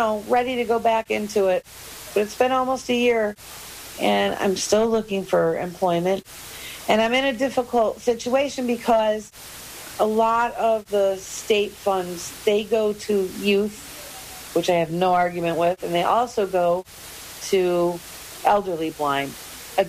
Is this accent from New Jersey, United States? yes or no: no; Tonawanda, New York, United States; I was born and raised outside of Buffalo in a city called Tonawanda of about 19,000 people